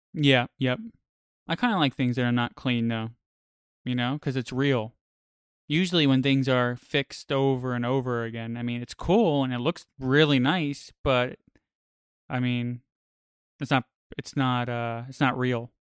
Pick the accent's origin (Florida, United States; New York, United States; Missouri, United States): New York, United States; I grew up in New York